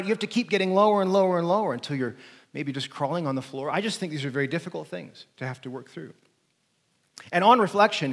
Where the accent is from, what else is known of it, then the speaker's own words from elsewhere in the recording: United States; I'm an American